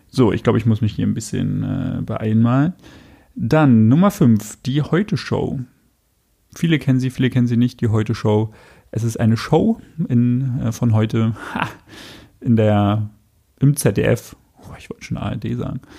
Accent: Köpenick, Berlin, Germany; Ich bin in Köpenick aufgewachsen.

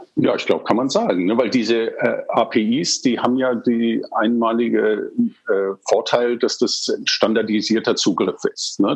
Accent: England, United Kingdom; now in Germany; Also ich bin in England aufgewachsen

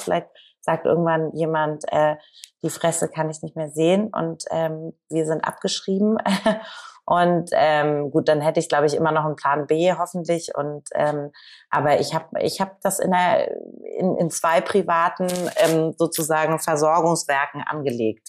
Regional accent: Hamburg, Germany; Ich komme ja aus Hamburg

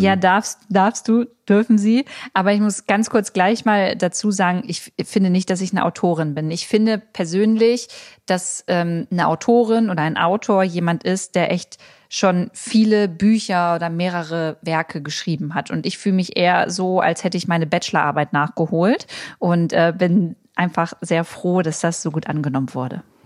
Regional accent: Germany; also born or lived in Berlin; bei uns in Deutschland

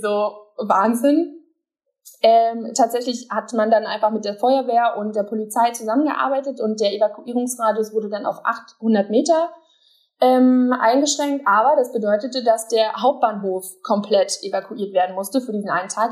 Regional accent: Berlin, Germany; ich als Berliner

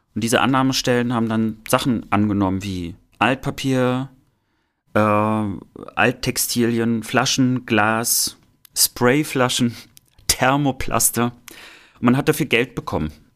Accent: East Germany, Germany; mit uns sozusagen aufgewachsen sind im Osten

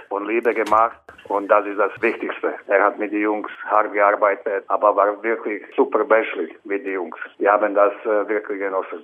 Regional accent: Slovakia; German is a second language; moved away as an adult; also born or lived in Czech Republic / Canada / Krefeld, Germany; Heimat ist äh, Slowakei, aber ich bin aus der Slowakei nach Tschechien gegangen und dann nach Kanada und dann nach Deutschland

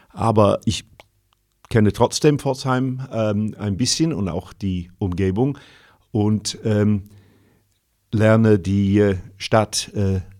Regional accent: North West England, United Kingdom; German is a second language; moved away as an adult; Ich bin Brite, geboren 1955, äh, wuchs im Nordwesten Englands auf, habe dann zuerst Musik studiert auf der anderen Seite vom äh, nördlichen England, nämlich in Sheffield, aber auch in London. Ging dann 1977 nach Deutschland

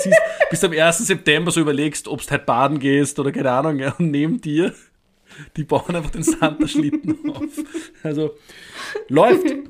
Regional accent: Upper Austria, Austria; moved away; weil ich mich aus Oberösterreich melde, meinem Heimatbundesland.

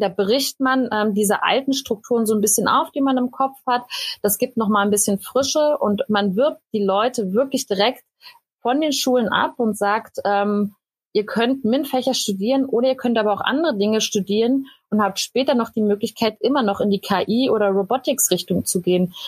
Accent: Berlin, Germany; moved away as an adult; also born or lived in Cottbus; ich bin ursprünglich aus Berlin

